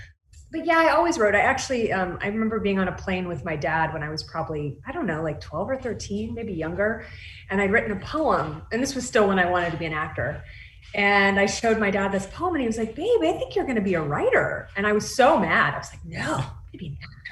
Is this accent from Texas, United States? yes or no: yes; Texas, United States; also born or lived in New York; now in Los Angeles, United States; I grew up in Texas